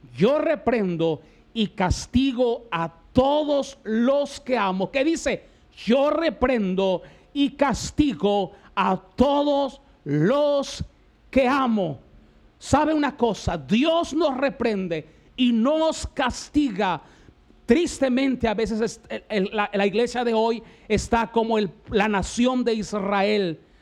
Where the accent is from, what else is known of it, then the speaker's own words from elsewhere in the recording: Mexico; nuestra nación de México